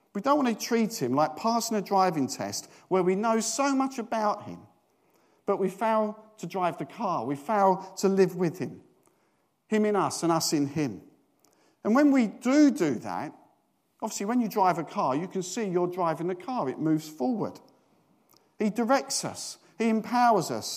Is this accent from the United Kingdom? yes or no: yes; United Kingdom; we're British